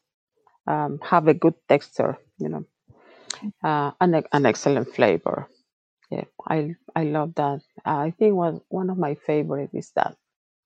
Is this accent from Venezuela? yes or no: yes; Venezuela; now in Ireland; in my region, in my hometown. We have a lot of goats